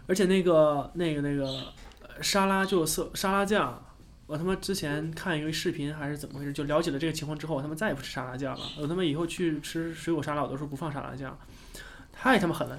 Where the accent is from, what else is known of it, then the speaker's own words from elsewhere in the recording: Harbin, Heilongjiang, China; moved away; 我也是东北人，我也是哈尔滨人